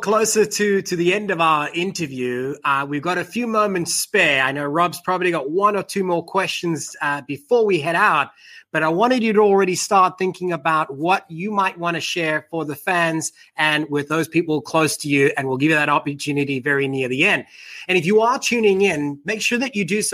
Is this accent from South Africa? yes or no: yes; South Africa; moved away as an adult; now in United States; being born and growing up in South Africa